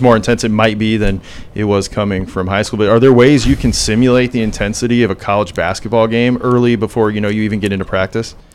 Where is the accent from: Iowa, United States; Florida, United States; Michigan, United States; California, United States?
Iowa, United States; Sheldon; I'm from Sheldon. I grew up in Sheldon, Iowa.